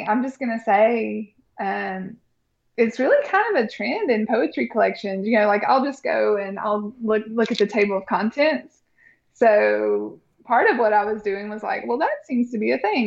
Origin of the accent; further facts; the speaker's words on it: Bristol, Virginia, United States; even when I was growing up in Bristol, Virginia